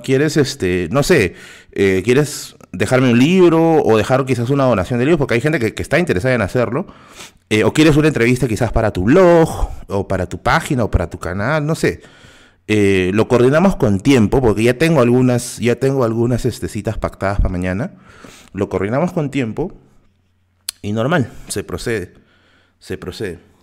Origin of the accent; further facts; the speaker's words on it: Lima, Peru; yo no paso como limeño